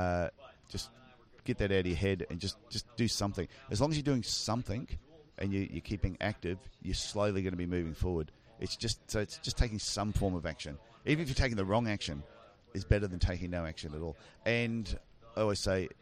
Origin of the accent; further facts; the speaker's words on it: Queensland, Australia; We're from Queensland. We're born and bred on that stuff.